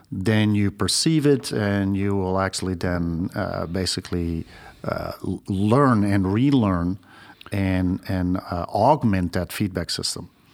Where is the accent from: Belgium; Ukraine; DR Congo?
Belgium; moved away as an adult; also born or lived in Australia; now in United States; I used to be a registered nurse in my home country, Belgium